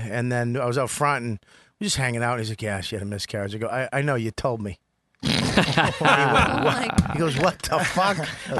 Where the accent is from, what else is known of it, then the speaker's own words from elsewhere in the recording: Medford, Massachusetts, United States; moved away; I grew up in West Medford.